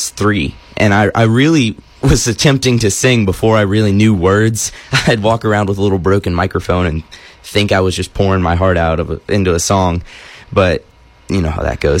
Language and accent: English; Nashville, Tennessee, United States; also born or lived in Missouri; I am 18 years old. I'm from Nashville, Tennessee, but I've spent my fair share of time here in Missouri. My dad's from here